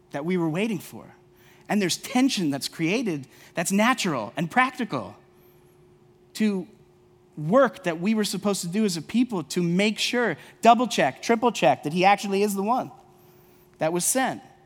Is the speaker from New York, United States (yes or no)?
yes; New York, United States; I'm from New York